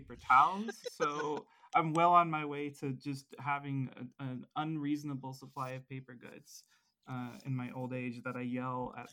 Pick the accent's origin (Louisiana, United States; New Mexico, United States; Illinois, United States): New Mexico, United States; moved away as an adult; also born or lived in Oklahoma / Michigan; My home state is New Mexico